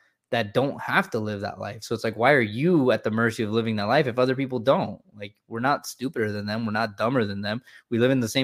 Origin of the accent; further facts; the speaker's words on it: California, United States; moved away as an adult; I grew up in California for 27 years